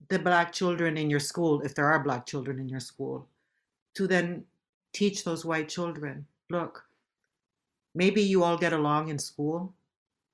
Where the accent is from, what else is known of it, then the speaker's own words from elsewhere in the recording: Puerto Rico; In my Puerto Rican culture, we speak a certain way also, and we have words that we speak to each other, like Boricua